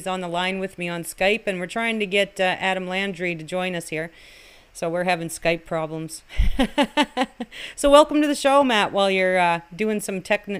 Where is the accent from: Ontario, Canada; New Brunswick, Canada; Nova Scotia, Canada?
New Brunswick, Canada; Chipman; I'm from Chipman